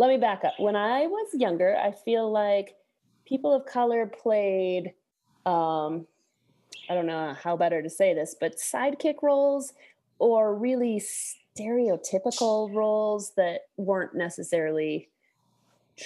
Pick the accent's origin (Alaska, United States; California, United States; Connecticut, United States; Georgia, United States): Alaska, United States; when I was growing up in Alaska as a kid.